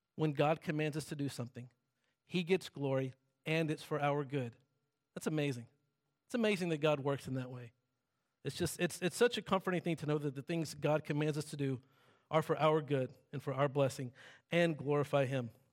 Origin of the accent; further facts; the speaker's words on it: the South, United States; I'm from the South and everything there is, like, silent and still